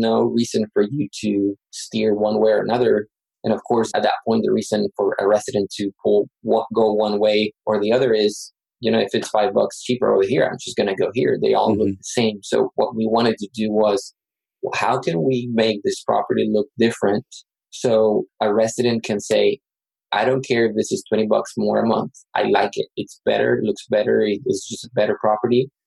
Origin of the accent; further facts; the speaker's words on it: Matamoros, Tamaulipas, Mexico; moved away as an adult; also born or lived in Yucatán, Mexico / Texas, United States; now in San Antonio, United States; I'm from Yucatan in Mexico. I grew up in Matamoros, which is across the border, and I came to the U.S. for college